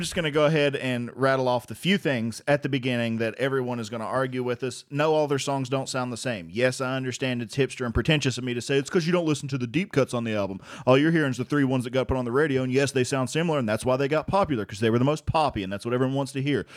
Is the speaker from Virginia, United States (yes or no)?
yes; Virginia, United States; we're from Virginia